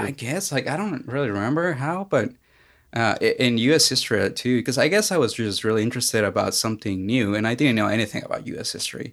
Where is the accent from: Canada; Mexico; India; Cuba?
Mexico; now in Knoxville, United States; I'm originally from Mexico